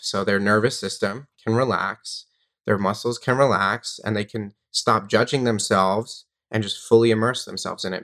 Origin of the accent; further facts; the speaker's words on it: Long Island, New York, United States; I grew up in New York on Long Island